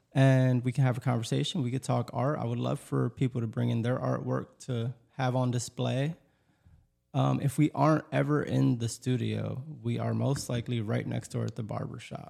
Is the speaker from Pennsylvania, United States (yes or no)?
yes; Lancaster, Pennsylvania, United States; also born or lived in Elizabethtown, Pennsylvania; I'm originally from Lancaster